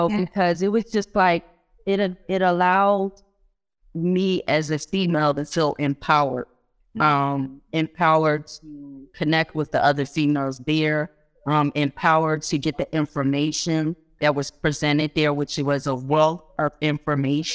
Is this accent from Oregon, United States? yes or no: no; Philadelphia, Pennsylvania, United States; I grew up here in Philly. Although my family is from Guyana, I grew up here in Philly